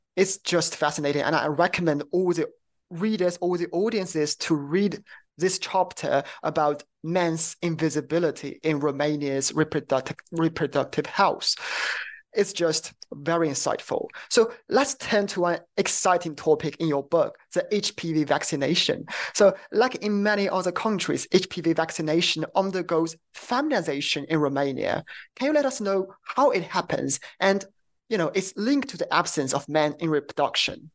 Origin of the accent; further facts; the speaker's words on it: China; I'm from China